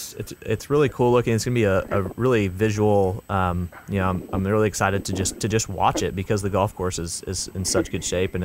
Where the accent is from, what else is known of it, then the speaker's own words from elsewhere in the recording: Northwest Arkansas, United States; the LPGA has the Northwest Arkansas Walmart Championship every year in my hometown at Pinnacle